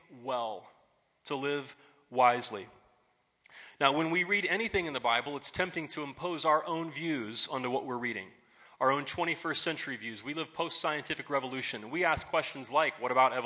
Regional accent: United States; here we're all good Americans

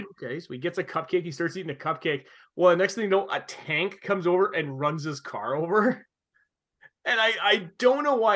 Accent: Canada; a kid growing up in Canada

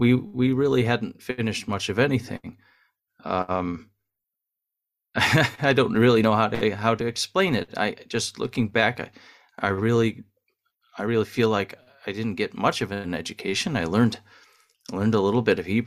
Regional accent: Huntington Woods, Michigan, United States; moved away as an adult; now in Israel; I'm originally from Michigan. Suburb of Detroit called Huntington Woods

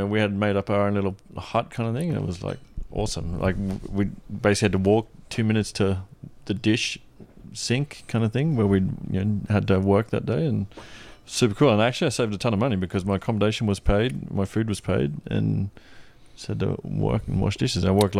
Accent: Australia; now in Toronto, Canada; I'm not moving from Australia to Toronto to be living out of the city.

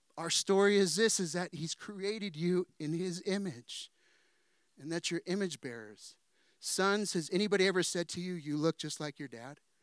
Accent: San Diego, California, United States; also born or lived in Danville / Chula Vista; I'm from San Diego

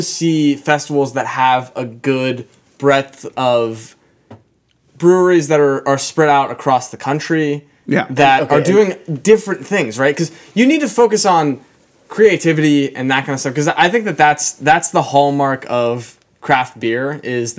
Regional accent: Pittsburgh, Pennsylvania, United States; we're from Pittsburgh

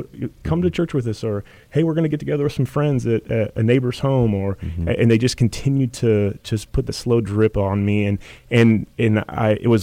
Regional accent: Indianapolis, Indiana, United States; moved away as an adult; now in San Antonio, United States; Originally from Indianapolis, Indiana

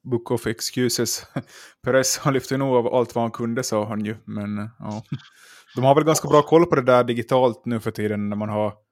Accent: Finland

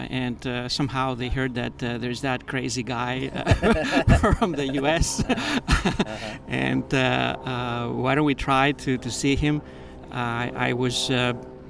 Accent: Greece; moved away; also born or lived in Boston / United States; I grew up in Greece, Greece has always been in my mind as a destination. I'm kind of split between two continents, two countries, two civilizations.

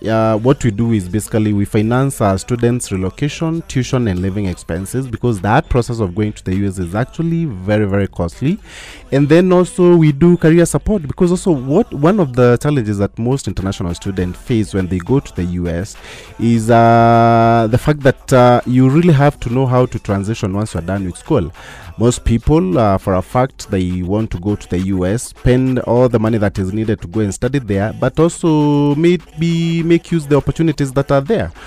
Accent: Meru County, Kenya; moved away as an adult; now in United States; I grew up in Meru County

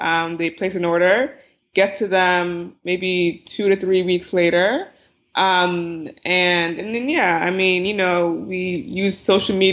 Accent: New Jersey, United States; born or raised there

